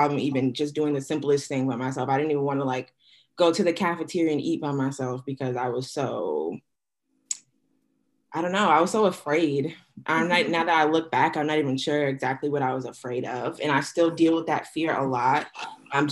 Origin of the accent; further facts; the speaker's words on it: Boston, Massachusetts, United States; moved away as an adult; also born or lived in North Carolina; growing up in Boston, there's such a heavy presence of all kinds of cultures